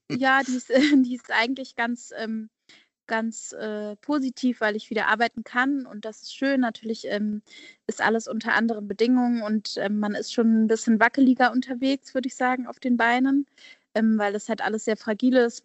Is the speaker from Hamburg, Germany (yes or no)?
yes; Hamburg, Germany; moved away as an adult; also born or lived in Basel / Berlin; Ich komme ja ursprünglich aus Hamburg, also Hamburg fehlt mir eigentlich immer